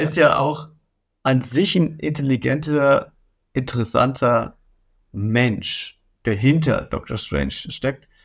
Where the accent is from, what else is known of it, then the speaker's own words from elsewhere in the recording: Bavaria, Germany; ich komme aus Bayern.